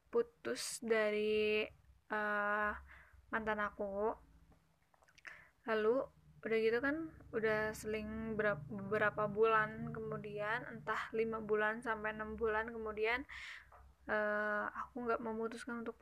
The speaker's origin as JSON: {"language": "Indonesian", "region": "West Java", "country": "Indonesia", "accent": "Sundanese", "said": "Uh, maaf ya kalau misalkan logat aku agak Sunda-Sunda gitu."}